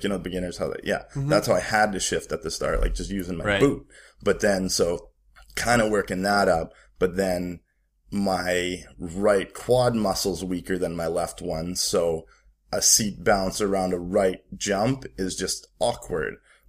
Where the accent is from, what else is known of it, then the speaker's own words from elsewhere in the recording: Calgary, Alberta, Canada; born there; Well, it started, I was born in Calgary.